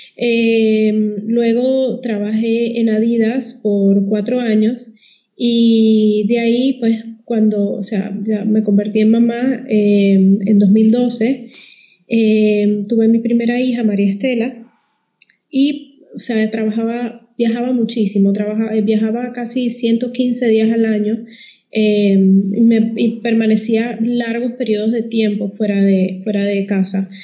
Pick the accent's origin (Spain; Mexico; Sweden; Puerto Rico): Puerto Rico; moved away as an adult; now in Panama; antes de que me traten de descifrar el acento, yo soy de Puerto Rico